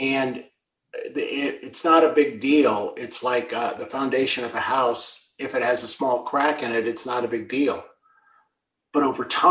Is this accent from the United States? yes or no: yes; United States; now in Canada; I'm an American by birth and a Canadian by choice